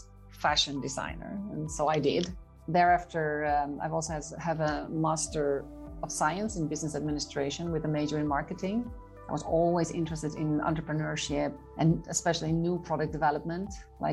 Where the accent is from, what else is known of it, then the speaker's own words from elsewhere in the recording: Haarlem, North Holland, Netherlands; Haarlem, the Netherlands